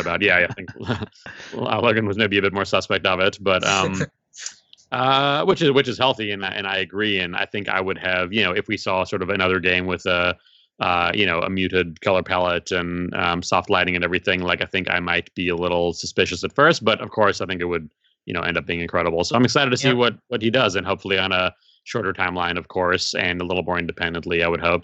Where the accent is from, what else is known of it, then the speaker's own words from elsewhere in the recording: South Africa; now in United States; I was born in South Africa originally.